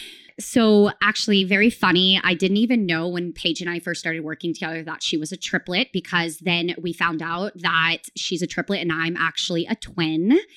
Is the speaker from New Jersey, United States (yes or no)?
no; near Sacramento, Northern California, United States; I grew up in Northern California, very close to Sacramento